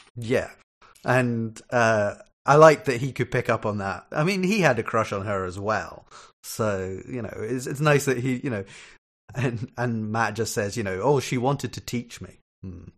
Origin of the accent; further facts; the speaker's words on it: Scotland, United Kingdom; also born or lived in Ireland; I'm Scottish